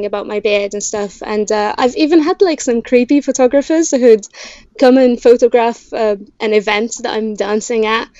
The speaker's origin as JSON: {"language": "English", "country": "Egypt", "tie": "born or raised there", "second_language": "English", "moved": "yes", "lives_now": "Bristol, United Kingdom", "said": "growing up in Egypt, I was racist against myself."}